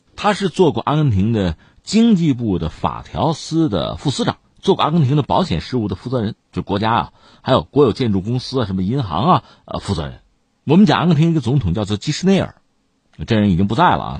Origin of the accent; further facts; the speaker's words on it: China; 我们中国人